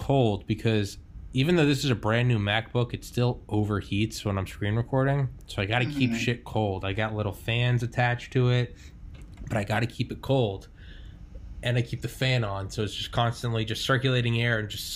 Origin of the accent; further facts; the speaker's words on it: New England, United States; also born or lived in Maine; I talked fast because I'm from New England and people just talk faster in the North